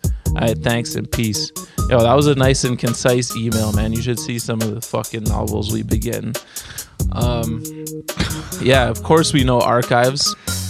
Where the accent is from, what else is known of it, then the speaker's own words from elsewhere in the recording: Ottawa, Ontario, Canada; I'm from Ottawa, so you may be aware of the archive spot.